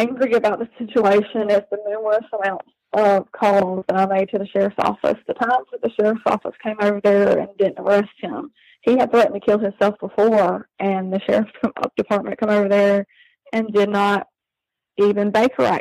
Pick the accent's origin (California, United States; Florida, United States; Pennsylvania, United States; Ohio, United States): Florida, United States; I moved back to my hometown to get away from that county, hoping to find safety over here where I'm from.